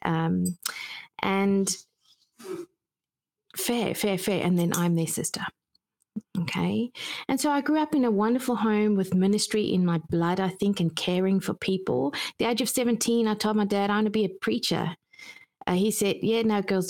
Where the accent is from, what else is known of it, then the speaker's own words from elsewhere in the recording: South Africa; I grew up in South Africa